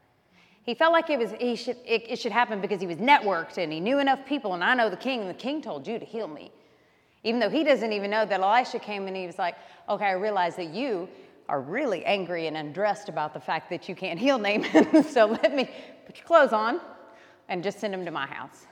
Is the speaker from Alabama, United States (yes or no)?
yes; Alabama, United States; I grew up in Alabama